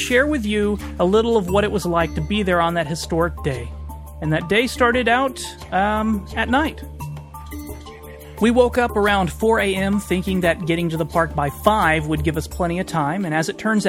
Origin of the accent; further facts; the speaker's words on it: Texas, United States; now in Des Moines, United States; I grew up in Texas